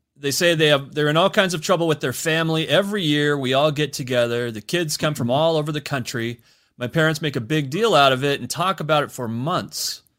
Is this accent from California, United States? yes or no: no; Spokane, Washington, United States; here in my hometown of Spokane.